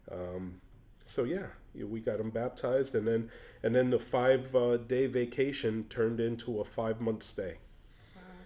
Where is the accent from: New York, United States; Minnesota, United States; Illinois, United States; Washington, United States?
New York, United States; moved away as an adult; now in Anchorage, United States; I'm from New York